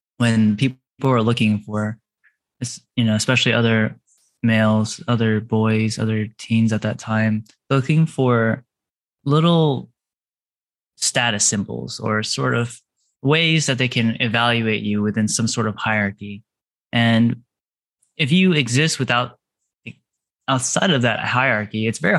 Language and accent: English; California, United States; I grew up in California